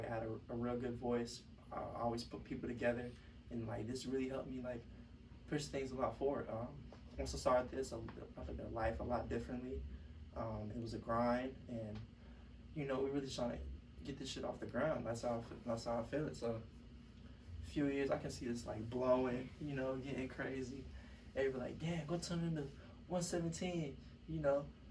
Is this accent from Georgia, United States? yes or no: yes; Atlanta, Georgia, United States; I'm from Atlanta